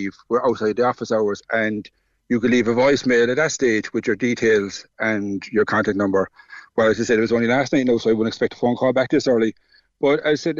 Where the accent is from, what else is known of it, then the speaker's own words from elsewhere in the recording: Ballincollig, Munster, Ireland; we're from Ballincollig